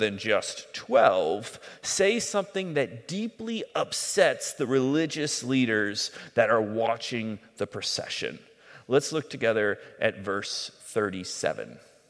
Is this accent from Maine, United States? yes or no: no; Southern California, United States; When I was a kid growing up in Southern California